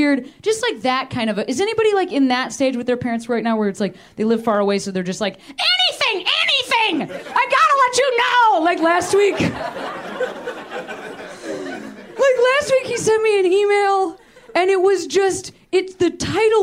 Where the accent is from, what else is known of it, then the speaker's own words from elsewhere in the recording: Chicago, Illinois, United States; moved away as an adult; I'm from Chicago